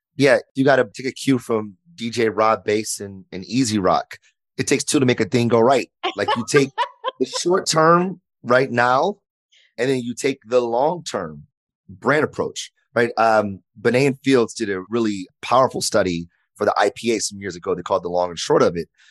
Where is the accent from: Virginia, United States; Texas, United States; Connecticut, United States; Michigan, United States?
Michigan, United States; Detroit; I grew up in Detroit, uh, born and raised